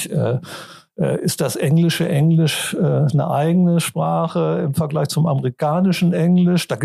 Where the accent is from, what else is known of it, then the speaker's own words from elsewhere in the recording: Rhineland, Germany; accent: Rhenish; ich komme aus dem Rheinland und spreche meinen rheinischen Dialekt